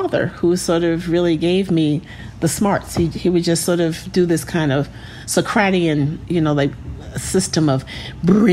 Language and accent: English; New York City, New York, United States; growing up in Queens, sort of in the suburbs, what was then the suburbs